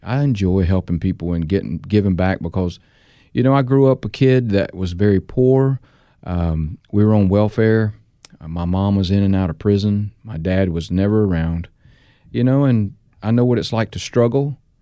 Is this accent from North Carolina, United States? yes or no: yes; North Carolina, United States; my home state, North Carolina